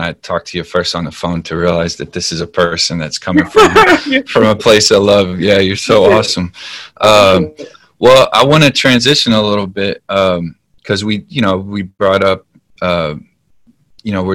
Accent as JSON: {"language": "English", "country": "United States", "said": "I love being an American. I love being from here"}